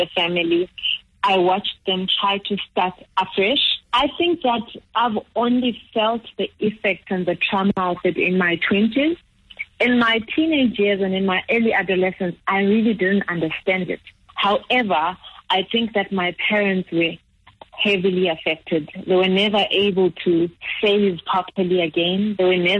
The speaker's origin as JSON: {"language": "English", "country": "Zimbabwe", "tie": "born or raised there", "moved": "yes", "said": "growing up in Zimbabwe"}